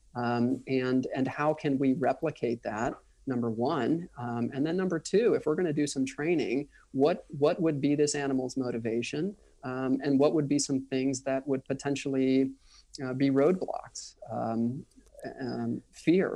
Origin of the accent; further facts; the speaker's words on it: Orlando, Florida, United States; moved away as an adult; also born or lived in Washington, District of Columbia, United States / Manhattan; I'm from the Orlando area. Um, I grew up, even though it was the suburbs, it was still Florida